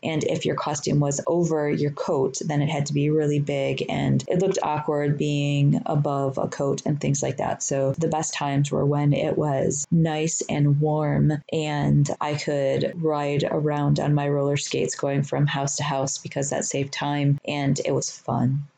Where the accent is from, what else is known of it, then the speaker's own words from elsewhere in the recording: Detroit, Michigan, United States; I grew up in Detroit.